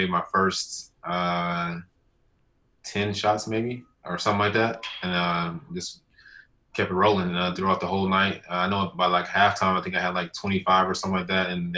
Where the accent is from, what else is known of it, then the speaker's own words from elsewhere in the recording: West Coast, United States; also born or lived in Nashville (family); I'm from the West Coast